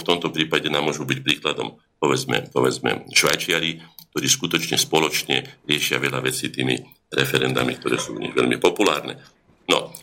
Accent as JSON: {"language": "Slovak", "country": "Slovakia", "tie": "born or raised there", "said": "Ja som sa ako Slovak narodil"}